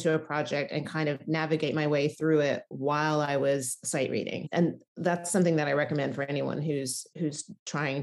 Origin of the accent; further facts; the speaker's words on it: outside of Memphis, Tennessee, United States; moved away as an adult; also born or lived in Nashville, Tennessee / New York City; I grew up in Tennessee, outside of Memphis, and I went to college in Nashville